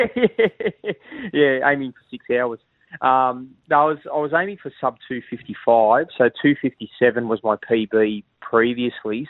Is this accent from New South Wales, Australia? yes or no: yes; Sydney, New South Wales, Australia; moved away as an adult; now in Queensland, Australia; I was born in Mascot, moved to Maroubra when I was 12, lived in New South Wales for 30 years